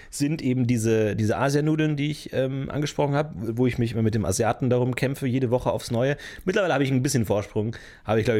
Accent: Germany; Ich bin da, was das angeht, dass der deutscheste Deutsche, den es gibt.

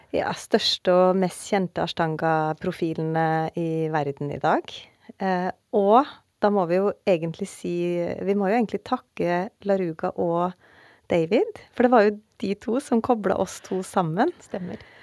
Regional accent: Oppdal, Trøndelag, Norway; Jeg er jo fra Oppdal

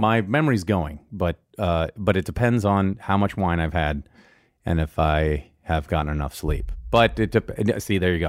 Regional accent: Mercer Island, Washington, United States; moved away; I grew up on Mercer Island

